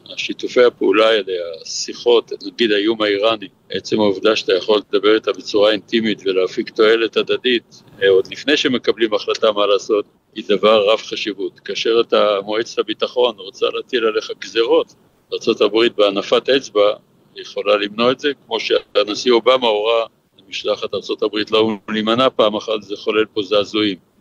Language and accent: Hebrew; Israel; אני ישראלי